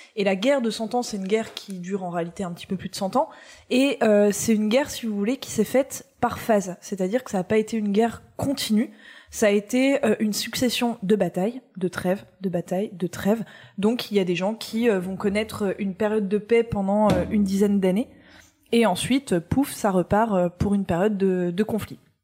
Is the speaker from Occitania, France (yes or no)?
no; Nancy, Grand Est, France; originaire de ma région d'origine, à savoir oh, la Lorraine. Et eh oui, je suis Lorraine, je suis née